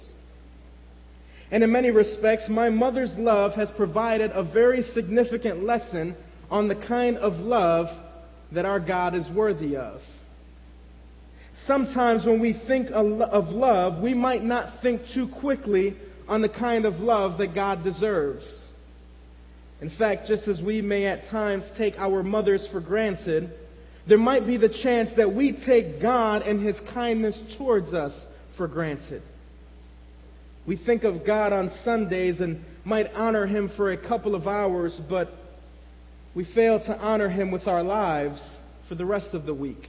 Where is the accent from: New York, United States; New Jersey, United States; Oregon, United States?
New York, United States; New York City; When my brother and I were young, growing up in New York City, we didn't have a whole lot